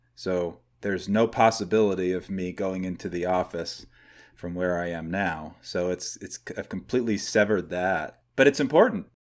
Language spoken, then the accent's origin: English; New Hampshire, United States; moved away as an adult; also born or lived in Los Angeles, California; now in Northern California, United States; I grew up in New Hampshire. I now live in California, Northern California.